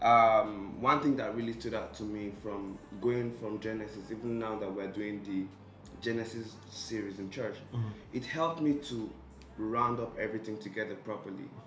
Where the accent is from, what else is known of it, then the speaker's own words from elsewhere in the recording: Nigeria; I'm Nigerian